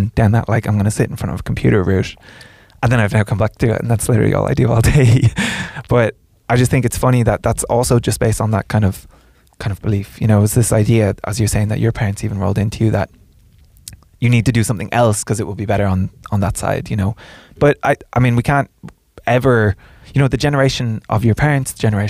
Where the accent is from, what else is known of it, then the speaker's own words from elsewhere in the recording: Ireland; growing up in Ireland